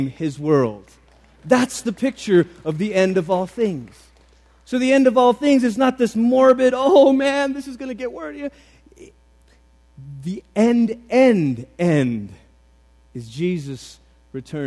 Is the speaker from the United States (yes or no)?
no; Malaysia; the church that I grew up in Malaysia